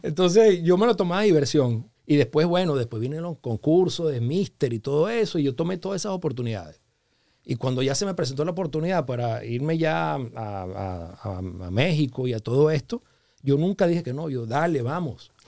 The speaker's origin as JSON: {"language": "Spanish", "country": "Venezuela", "moved": "as an adult", "lives_now": "Los Angeles, United States", "said": "yo me quería regresar ya a Venezuela porque ya tenía unos años fuera de Venezuela"}